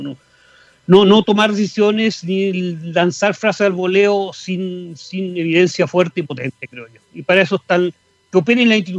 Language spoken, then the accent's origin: Spanish; Patagonia, Chile; y viví también en, Puerto Puerto Seno, o sea, yo soy patagónico, me siento muy patagónico.